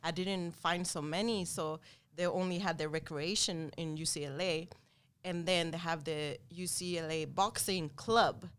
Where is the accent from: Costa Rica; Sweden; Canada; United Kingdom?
Sweden; moved away; we grew up and born and raised in Sweden